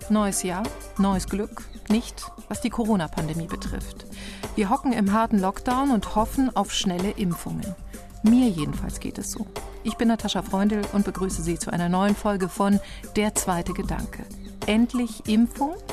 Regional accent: East Germany, Germany; Ich bin wahrscheinlich geprägt von der DDR, wo ich aufgewachsen bin und wo es selbstverständlich war, dass alle geimpft wurden.

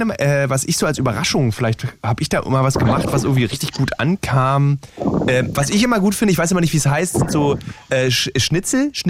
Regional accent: Berlin, Germany; also ich fahre immer noch regelmäßig auf dem Fernsehturm als Berliner

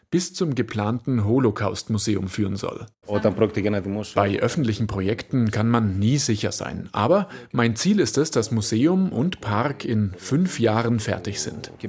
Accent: Thessaloniki, Central Macedonia, Greece; Vor diesem Dokumentarfilm war mir nicht klar, dass auch so etwas in meiner Heimatstadt passiert ist.

